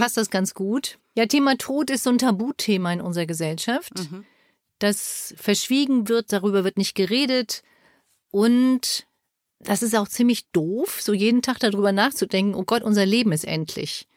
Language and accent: German; Germany; bei uns in Deutschland